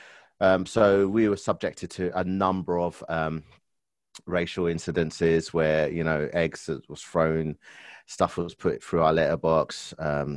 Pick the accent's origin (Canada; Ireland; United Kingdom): United Kingdom; London; also born or lived in Enfield, London; I was born and raised in Stoke Newington, which is in London, borough of Hackney.